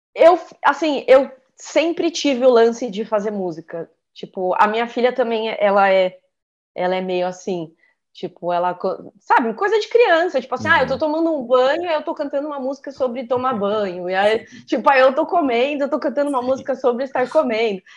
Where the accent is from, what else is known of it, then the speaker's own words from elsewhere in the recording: Santos, São Paulo, Brazil; now in São Paulo, Brazil; eu sou de Santos, né? Mas eu moro em São Paulo já há muito tempo